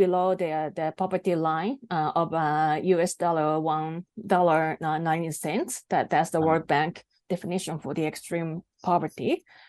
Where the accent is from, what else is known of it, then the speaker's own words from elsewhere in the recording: Japan; first language Japanese; English is a second language; Well, my native language is Japanese, so I didn't find any information in Japanese.